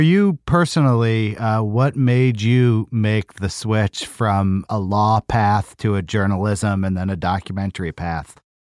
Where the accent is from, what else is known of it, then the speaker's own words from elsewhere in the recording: United States; I'm an American